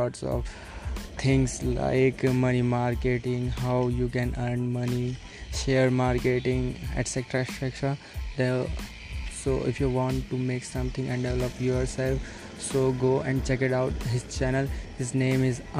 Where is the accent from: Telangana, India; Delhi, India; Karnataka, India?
Delhi, India; English is a second language; I am from Delhi